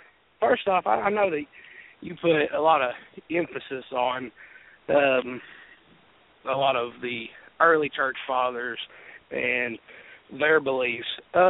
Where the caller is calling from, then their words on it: Jefferson City, Tennessee, United States; City, Tennessee.